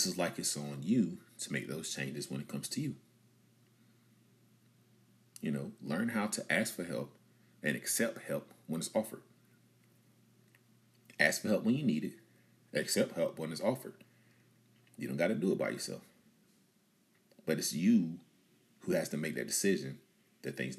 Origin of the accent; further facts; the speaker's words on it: Bunn, North Carolina, United States; my hometown of Bun, North Carolina